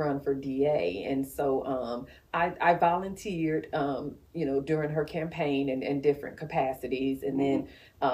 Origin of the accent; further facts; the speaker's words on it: Macon, Georgia, United States; I grew up in South Macon.